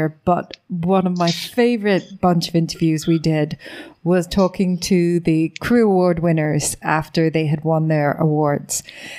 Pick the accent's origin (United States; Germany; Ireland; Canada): Ireland; being Irish